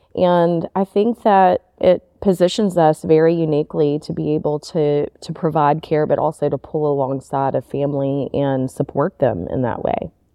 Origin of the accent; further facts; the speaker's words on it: Memphis, Tennessee, United States; also born or lived in Nashville, Tennessee; I'm originally from Memphis and grew up all the way through school here in Memphis